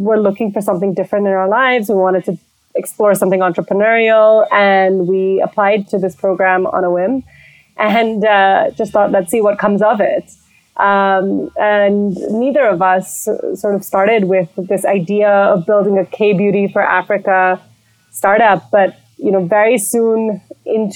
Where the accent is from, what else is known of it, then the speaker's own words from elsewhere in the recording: Belgium; moved away as an adult; also born or lived in India / London, United Kingdom; now in Nairobi, Kenya; I grew up in Belgium. I'm originally Indian, and lived in London for 8 years. I came to Kenya because of my husband